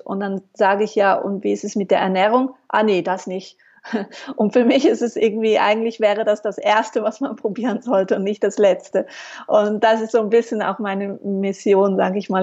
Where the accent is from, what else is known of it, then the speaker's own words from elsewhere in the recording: Switzerland; also born or lived in Mallorca; Ich äh, bin Schweizerin, lebe in der Nähe von Basel